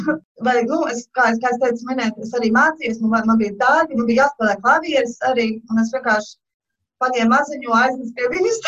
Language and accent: Latvian; Latvia; moved away as an adult; now in Georgia, United States; esmu Džordžija štatā un uh, es uzaugu Latvijā